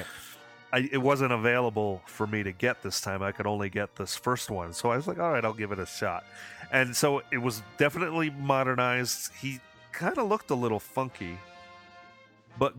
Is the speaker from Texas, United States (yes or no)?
no; Hudson Valley, New York, United States; I grew up in Hudson Valley, New York area.